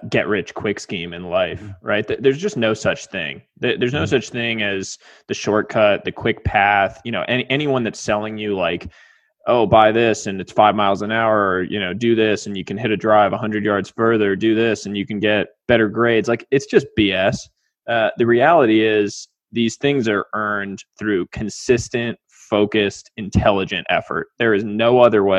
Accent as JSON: {"language": "English", "town": "Weston", "region": "Massachusetts", "country": "United States", "tie": "born or raised there", "said": "I was a kid from Weston, Massachusetts, tiny town, D3 school"}